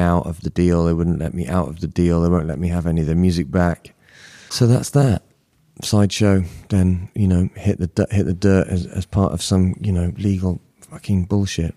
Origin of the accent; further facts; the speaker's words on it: Bristol, South West England, United Kingdom; I was living by the seaside in the outskirts of Bristol